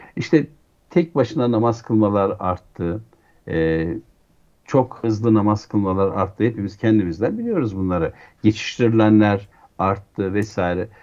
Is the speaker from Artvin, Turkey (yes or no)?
yes; Şavşat, Artvin, Turkey; moved away; çocukluğum bir köy evinde geçti. Artvin'in Şah Şat e, ilçesinin, e, Savaş köyünde